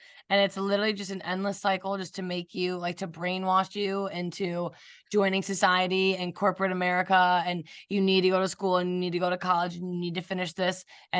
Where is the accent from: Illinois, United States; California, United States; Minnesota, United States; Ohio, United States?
Ohio, United States; Cleveland; I'm from Cleveland.